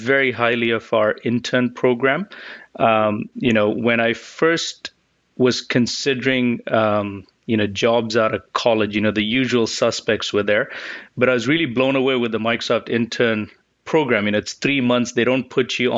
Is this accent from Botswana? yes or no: yes; Botswana; moved away as an adult; also born or lived in Chicago, United States; now in United States; So I grew up in Botswana, came to the U.S. To study for college in Chicago